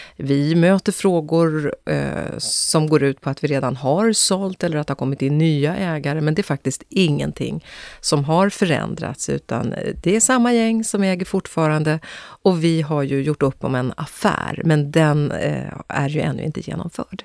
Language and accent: Swedish; Östergötland, Sweden; Vi är ju östgötar i min familj